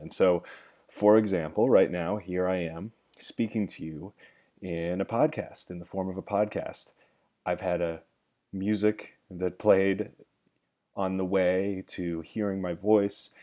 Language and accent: English; Gold Hill, Oregon, United States; now in Los Angeles, United States; I love to make fun of my hometown